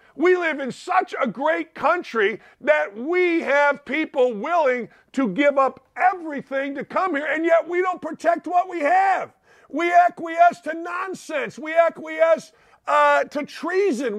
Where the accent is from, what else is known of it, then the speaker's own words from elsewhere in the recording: Gary, Indiana, United States; I'm from Gary, Indiana, murder capital of the United States